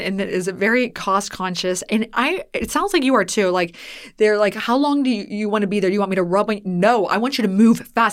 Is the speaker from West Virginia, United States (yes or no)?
yes; Weirton, West Virginia, United States; moved away; I grew up in Weirton, West Virginia, which is right west of Pittsburgh